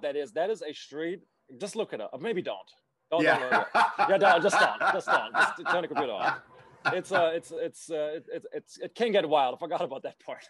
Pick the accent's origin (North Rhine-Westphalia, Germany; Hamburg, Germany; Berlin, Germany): North Rhine-Westphalia, Germany; Düsseldorf; moved away; Düsseldorf probably wouldn't agree right now, which is my hometown.